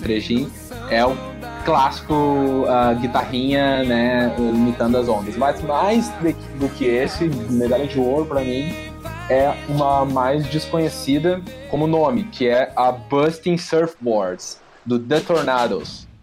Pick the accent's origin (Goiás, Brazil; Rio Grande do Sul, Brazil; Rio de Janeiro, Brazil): Rio Grande do Sul, Brazil; Capão da Canoa; Eu cresci em Capão da Canoa